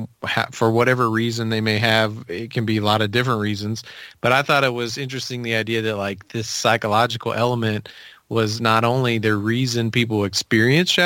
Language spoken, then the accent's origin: English; Memphis, Tennessee, United States; also born or lived in Nashville, Tennessee; I grew up in Memphis